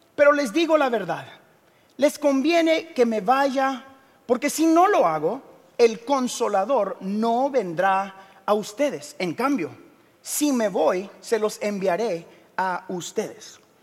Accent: Guatemala; soy de Guatemala

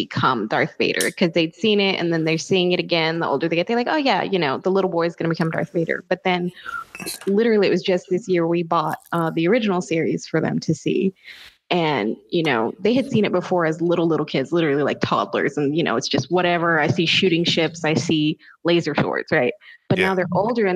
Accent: the Bible Belt, United States; I grew up here in the Bible Belt and church was a big deal

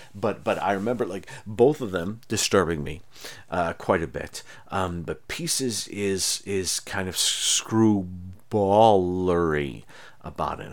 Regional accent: near Lake Ontario, Charlotte, New York, United States; I grew up near Lake Ontario, and you would go stand, uh, in, in Charlotte, um, which is near Aronnacoit, where I grew up

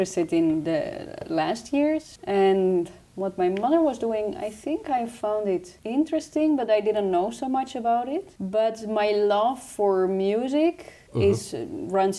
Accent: Amsterdam area, North Holland, Netherlands; English is a second language; moved away as an adult; also born or lived in Utrecht; now in Eindhoven, Netherlands; I'm from Amsterdam area originally

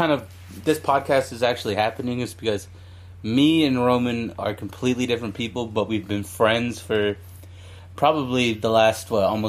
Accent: Orange County, Southern California, United States; I'm from Southern California. Born and raised. Mostly Orange County. More into like the LA fucking county area now.

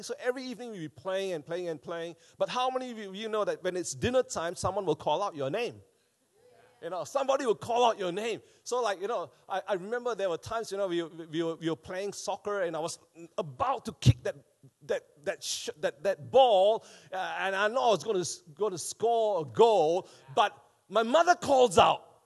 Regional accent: Malaysia; now in Wellington, New Zealand; back home when I was growing up in Malaysia

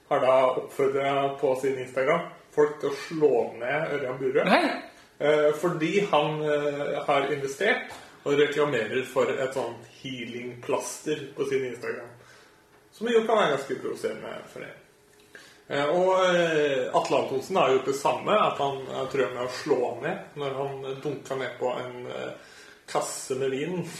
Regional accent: Østfold, Norway; Jeg er jo fra Østfold.

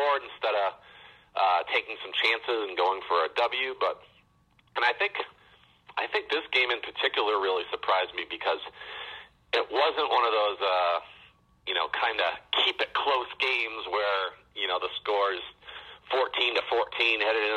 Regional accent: Central Massachusetts, United States; I grew up in the Central Mass area

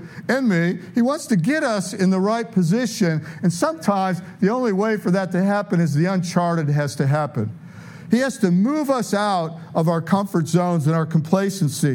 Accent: Detroit, Michigan, United States; moved away as an adult; also born or lived in San Diego / Tulsa; I'm from Detroit, but, you know, I lived in San Diego.

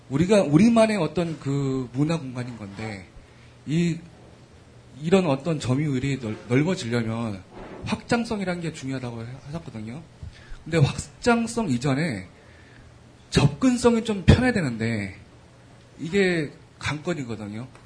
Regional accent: Mapo, Seoul, South Korea; 아, 저는 마포에서 온 그냥 … 군

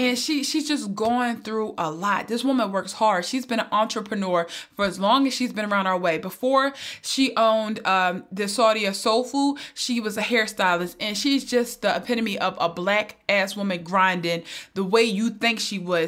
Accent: Philadelphia, Pennsylvania, United States; I'm from North Philly

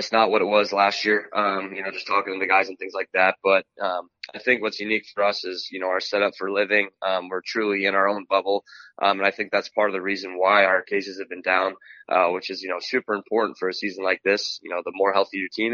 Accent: San Clemente, California, United States; also born or lived in San Bernardino, California / Lake Arrowhead, California; I was born in San Bernardino, California. We were living up in Lake Arrowhead. And when I was four, we moved to where I live now in San Clemente

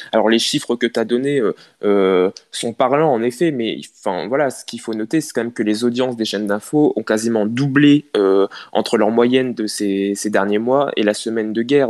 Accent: Picardy, Hauts-de-France, France; en tant que Picard

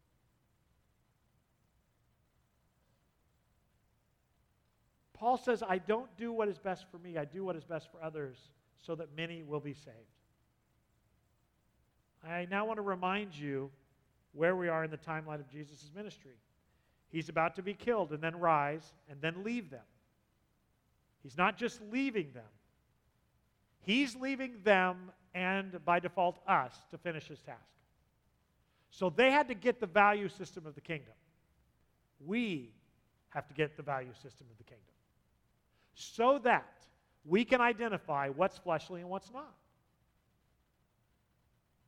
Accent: San Diego, California, United States; moved away; I grew up in San Diego, the southern part

